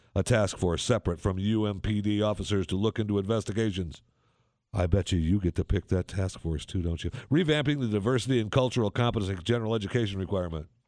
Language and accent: English; Saginaw, Michigan, United States; moved away; When I grew up, one hundred and fifty years ago in Saginaw